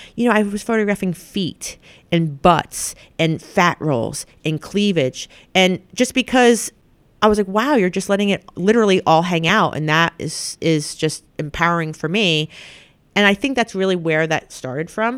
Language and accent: English; the Hamptons, New York, United States; I grew up right in the Hamptons